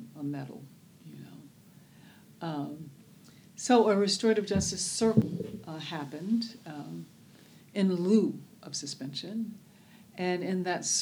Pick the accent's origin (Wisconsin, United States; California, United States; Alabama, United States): Alabama, United States; Birmingham; now in Oakland, United States; I was born in Birmingham, Alabama, which we there knew as Bombingham, Alabama